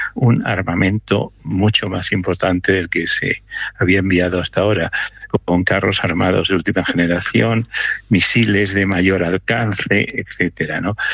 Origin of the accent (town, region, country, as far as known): Spain